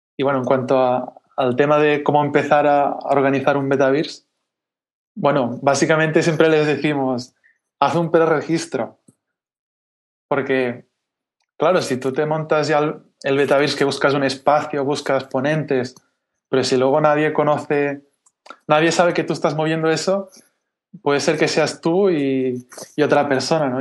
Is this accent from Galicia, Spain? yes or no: no; Catalonia, Spain; yo soy catalán